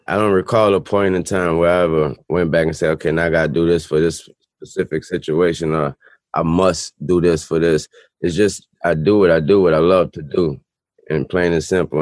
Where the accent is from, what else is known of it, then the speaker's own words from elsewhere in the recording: New Orleans, Louisiana, United States; I'm from New Orleans